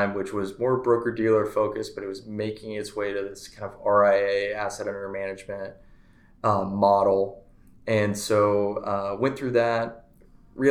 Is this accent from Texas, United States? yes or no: yes; Frisco, Texas, United States; born or raised there; also born or lived in Gerald, Missouri